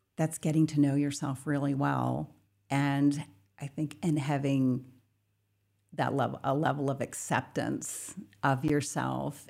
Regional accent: Bucks County, Pennsylvania, United States; I grew up in Bucks County, Pennsylvania, um, on a farm

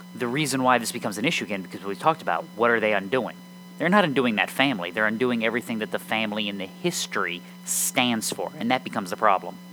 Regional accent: United States; I'm an American

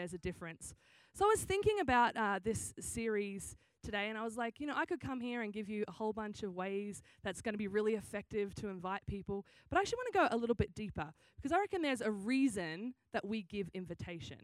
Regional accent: Australia; accent: Australian; now in San Diego, United States; I am Australian. That's why I sound funny. Every time someone's like, do you have a cold? Are you sick? No, this is just what an Australian accent sounds like.

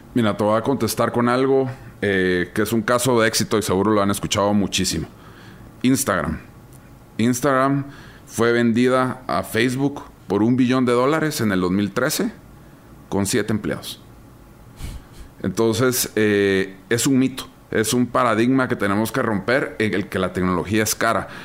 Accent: Guatemala

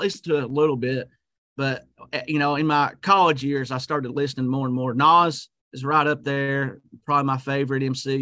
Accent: Middlesboro, Kentucky, United States; moved away as an adult; now in Corbin, United States; I was born and raised here in Middlesboro.

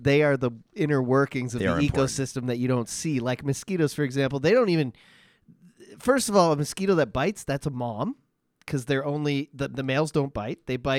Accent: Ontario, Canada; now in Alberta, Canada; I am from Ontario, where we had, growing up, rainy springs, rainy summers.

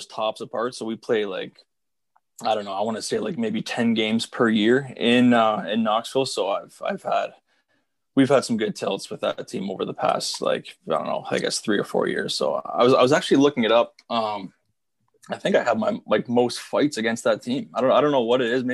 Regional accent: Smiths Falls, Ontario, Canada; moved away as an adult; also born or lived in Northern Michigan; I'm from Smiths Falls, obviously. So that's about a 35-minute drive from Kentville. So I was able to stay at home all through my junior career

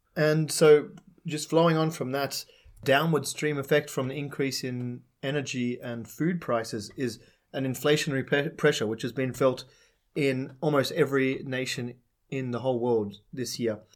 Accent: Australia; now in Czech Republic; My home country, Australia

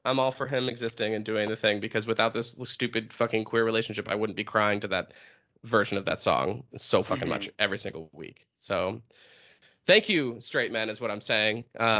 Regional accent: New Hampshire, United States; I'm from New Hampshire

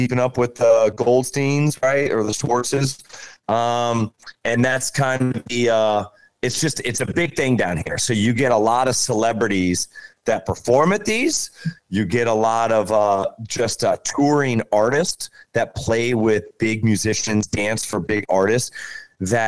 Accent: Kansas City, Missouri, United States; moved away as an adult; also born or lived in Fort Lauderdale, Florida / Boca Raton, Florida; I grew up in Kansas City

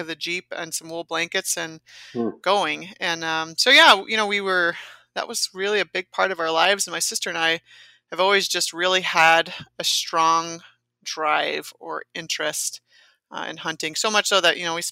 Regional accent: Igo, California, United States; moved away as an adult; now in Grand Rapids, United States; I'm from Northern California, so I'm outside of Redding on the western side. It's in the foothills of the Trinity Mountains in a town called Igo

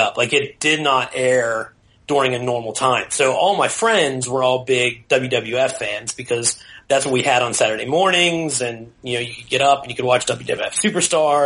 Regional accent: Pittsburgh, Pennsylvania, United States; I grew up in Pittsburgh

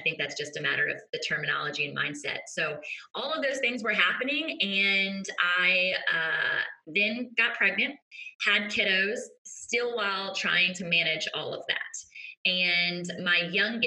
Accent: Virginia Beach, Virginia, United States; I'm tuning in from Virginia Beach, Virginia, born and raised beach babe

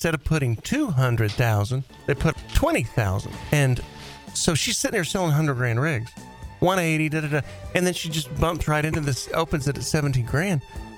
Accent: Dallas, Texas, United States; also born or lived in Fort Worth; I'm from I'm from Dallas

